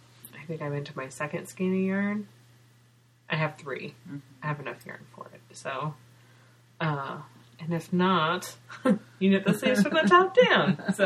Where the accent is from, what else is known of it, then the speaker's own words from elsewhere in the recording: California, United States; Because I'm from California